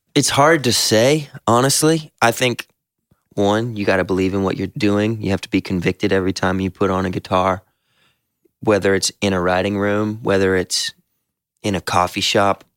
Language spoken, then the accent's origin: English; the South, United States; we're all from the South and believe in Southern hospitality